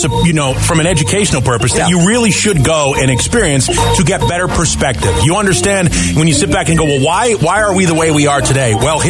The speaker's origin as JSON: {"language": "English", "region": "Northeast", "country": "United States", "tie": "born or raised there", "moved": "yes", "said": "I grew up in the Northeast"}